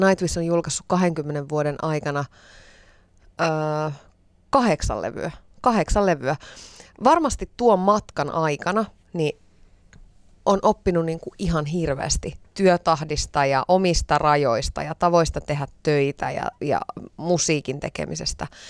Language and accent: Finnish; Iisalmi, North Savo, Finland; Mä oon itse Iisalmesta kotosi